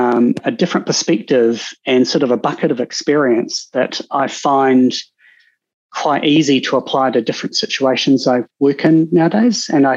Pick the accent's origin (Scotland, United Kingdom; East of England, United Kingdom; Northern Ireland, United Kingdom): East of England, United Kingdom; Cambridge; actually, I grew up in Cambridge. I was going to be an equestrian vet, look after horses.